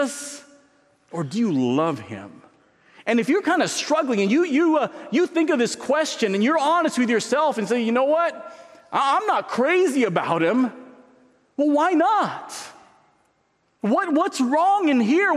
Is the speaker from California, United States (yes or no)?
yes; San Diego, California, United States; moved away; I grew up in San Diego